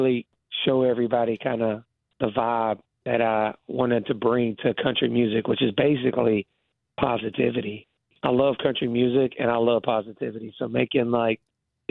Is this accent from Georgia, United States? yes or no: yes; Georgia, United States; I grew up in Georgia